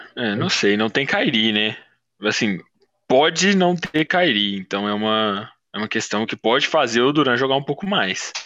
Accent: Belo Horizonte, Minas Gerais, Brazil; eu sou de BH

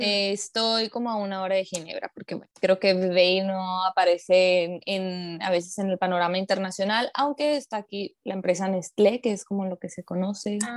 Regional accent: Mexico; yo soy una mujer mexicana

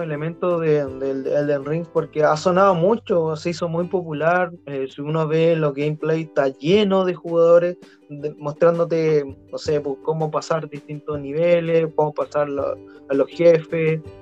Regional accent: Chile; somos chilenos

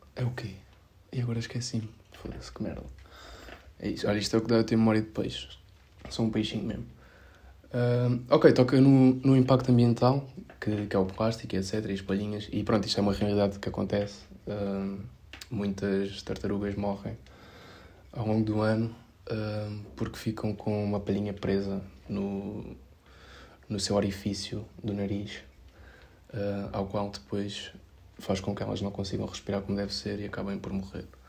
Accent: Setúbal, Portugal; eu sou de Setúbal

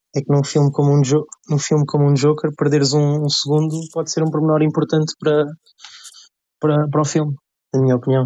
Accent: Lisbon, Portugal; tenho 22 anos, venho de Lisboa

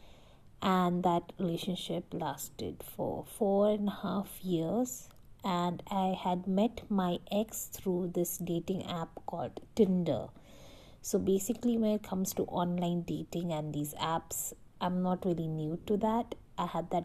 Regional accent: Delhi, India; as a woman from Delhi, I lived all my life in Delhi

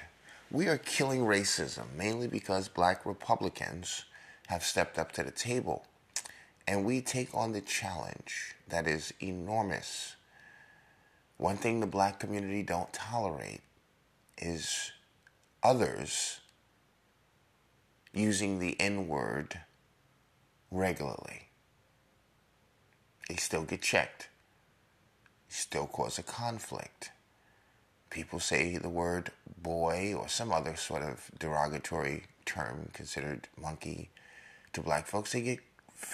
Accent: New York, United States; I'm a New Yorker

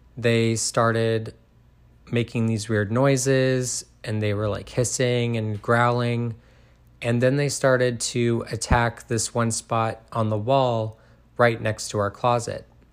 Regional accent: Groveport, Ohio, United States; I was born and raised in Groveport, Ohio

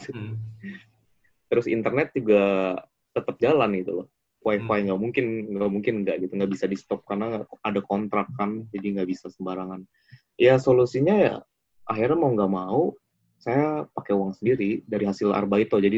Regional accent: Java, Indonesia; born there; Kan karena saya iya. lahir di Jawa, jadi saya nggak pernah lihat.

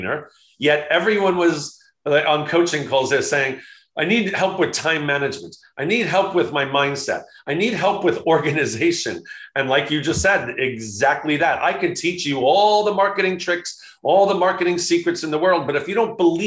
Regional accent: Long Island, New York, United States; I grew up in Long Island, New York

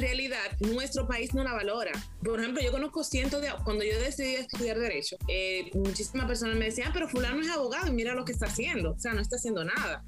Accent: Dominican Republic; nuestro país

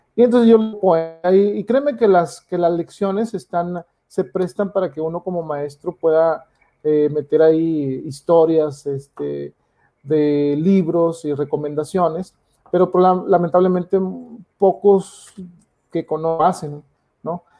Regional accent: Mexico; yo siendo mexicano

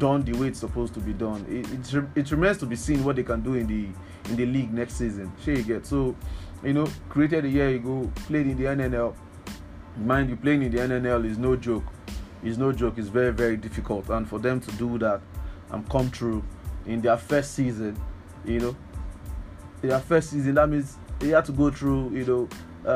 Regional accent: Lagos, Nigeria; As a Lagos person myself, sorry, I grew up in Lagos, so we like to claim Lagos.

